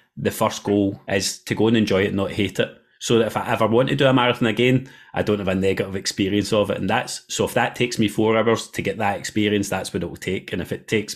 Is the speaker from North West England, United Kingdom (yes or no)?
no; North Lanarkshire, Scotland, United Kingdom; I'm from North Lanarkshire originally. So we're from the same neck of the woods